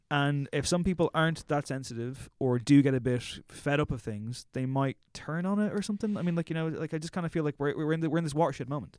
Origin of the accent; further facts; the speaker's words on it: Drogheda, Leinster, Ireland; moved away as an adult; now in Dublin, Ireland; I'm from Drogheda, which is, like, a small enough town